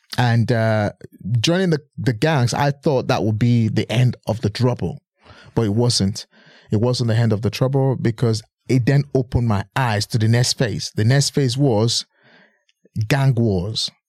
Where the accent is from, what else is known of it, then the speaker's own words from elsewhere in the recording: Edo, Nigeria; moved away as an adult; now in United Kingdom; I'm originally from Edo State. I was born and bred in Nigeria.